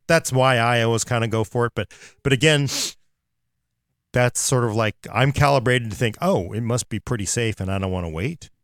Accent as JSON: {"language": "English", "town": "Oakland", "region": "California", "country": "United States", "said": "I am from Oakland"}